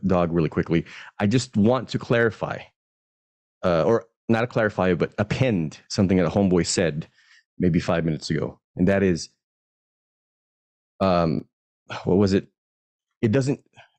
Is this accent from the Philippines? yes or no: yes; Philippines; I am Filipino.